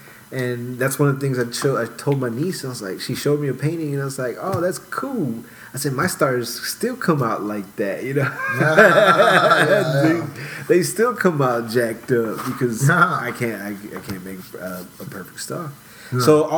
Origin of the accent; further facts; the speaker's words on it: Houston, Texas, United States; I grew up in Houston. I grew up I lived in the South Side. I went to school in Montrose and River Oaks